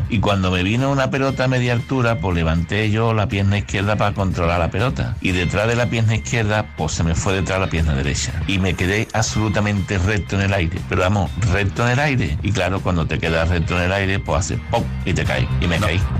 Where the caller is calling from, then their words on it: Cartagena, Region of Murcia, Spain; Hola chicos … de Cartagena.